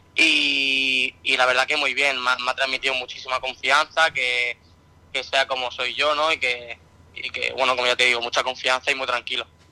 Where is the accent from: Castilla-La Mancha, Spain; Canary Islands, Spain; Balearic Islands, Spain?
Balearic Islands, Spain; Mallorca; now in Antequera, Spain; yo soy mallorquín, pero bueno, tengo toda la familia que es de Jerez, aquí de Andalucía, de Cádiz entonces yo tengo, soy, soy mallorquín porque he nacido, allí